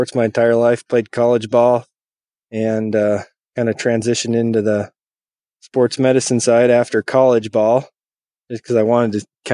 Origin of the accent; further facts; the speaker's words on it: Montana, United States; also born or lived in Jamestown, North Dakota / Billings, Montana; I was born in Montana. Grew up here through my early childhood, probably until I was 12, and then I moved to Central North Dakota, Jamestown, cool little town.